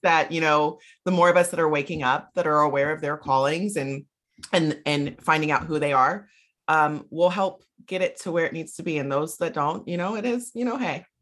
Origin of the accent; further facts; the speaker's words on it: South Carolina, United States; moved away; I'm from South Carolina originally